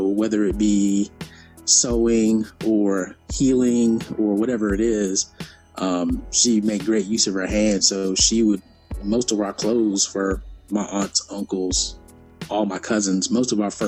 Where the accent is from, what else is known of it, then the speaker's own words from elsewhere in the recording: New York City, New York, United States; I was born in Brooklyn, New York. One of the first people in my family born outside the country, two islands, one country of Trinidad and Tobago.